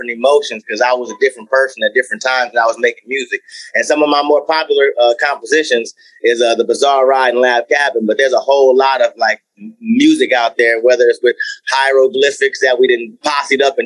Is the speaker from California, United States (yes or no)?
yes; Compton, California, United States; I was born in Compton, California